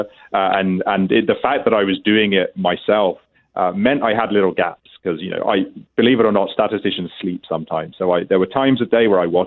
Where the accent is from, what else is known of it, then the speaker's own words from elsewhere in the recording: England, United Kingdom; now in Ontario, Canada; as you may be able to detect from my accent, I'm originally from England.